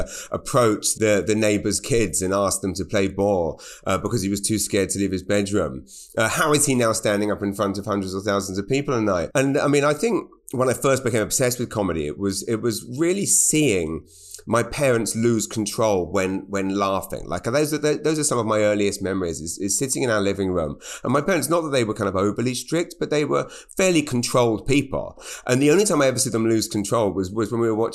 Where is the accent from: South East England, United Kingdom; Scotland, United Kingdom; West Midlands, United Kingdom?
South East England, United Kingdom; Maidenhead; moved away as an adult; now in Canada; Growing up in Maidenhead was essentially just a fairly nothing upbringing